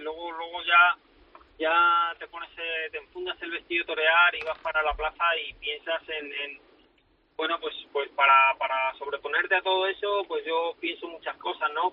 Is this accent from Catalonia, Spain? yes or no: no; Madrid, Community of Madrid, Spain; como torero y como madrileño que me siento